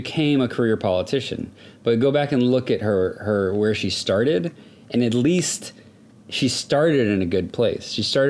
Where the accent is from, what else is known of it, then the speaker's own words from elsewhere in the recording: Houston, Texas, United States; now in Seattle, United States; I'm from Houston.